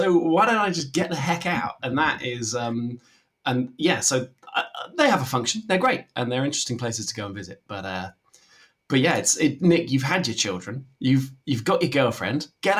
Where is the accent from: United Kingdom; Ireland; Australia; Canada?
United Kingdom; Barkham, South East England; now in London, United Kingdom; I'm from Barkham, which, you know, previously mentioned and some described as the centre of the world, but... some don't even know it's here, and I have moved away.